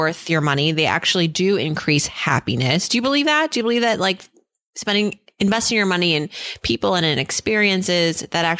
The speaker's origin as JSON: {"language": "English", "region": "New England", "country": "United States", "said": "I've never been there, and I'm from New England, so this is really a shameful thing."}